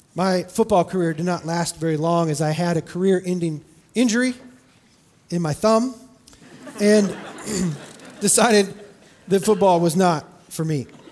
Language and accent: English; California, United States; I grew up in California